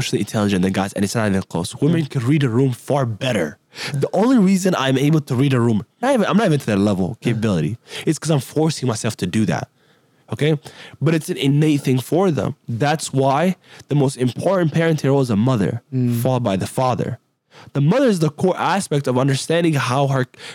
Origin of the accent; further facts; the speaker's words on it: Somalia; now in United States; I'm from Somalia. I was actually born in Somalia, right? I'm not from here.